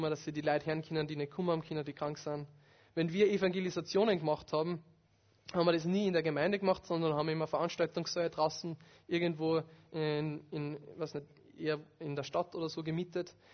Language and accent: German; Upper Austria, Austria; von einem Tontechniker in meiner alten Heimatgemeinde in Oberösterreich.